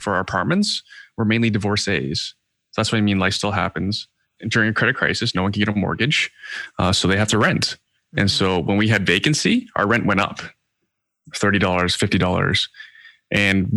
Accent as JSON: {"language": "English", "country": "Canada", "said": "being Canadian"}